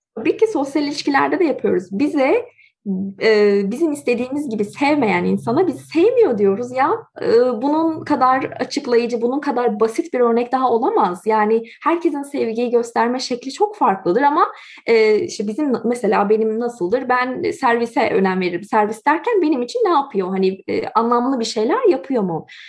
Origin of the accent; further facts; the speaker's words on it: Turkey; now in Canada; eğer benim evim Türkiye idiyse ben neden Kanada'dayım